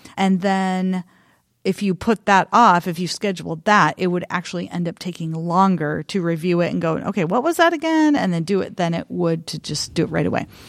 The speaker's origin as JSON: {"language": "English", "region": "eastern Oregon", "country": "United States", "tie": "born or raised there", "said": "I grew up in a rural, tiny, tiny rural town in eastern Oregon"}